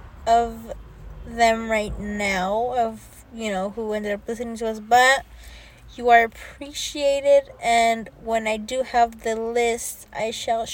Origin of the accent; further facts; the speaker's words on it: California, United States; because we're from California